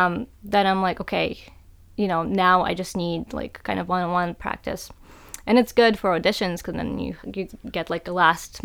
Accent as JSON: {"language": "English", "region": "North Carolina", "country": "United States", "tie": "born or raised there", "said": "especially like growing up in North Carolina, you know, where there's a lot of artists and a lot of, you know, really good artists."}